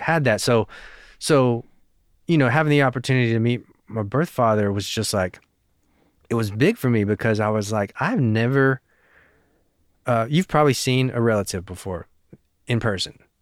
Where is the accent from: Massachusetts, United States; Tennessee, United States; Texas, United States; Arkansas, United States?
Tennessee, United States; Knoxville; also born or lived in South Korea; I was raised in Knoxville, you know, basically born and raised.